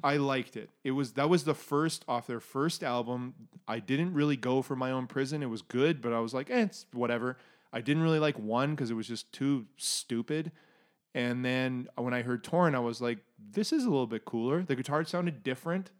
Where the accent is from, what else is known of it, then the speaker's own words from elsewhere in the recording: Canada; anyone who's gone anywhere as Canadian